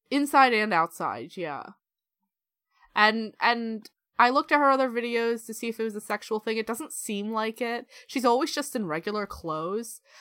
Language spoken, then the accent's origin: English; United States; moved away; I'm from America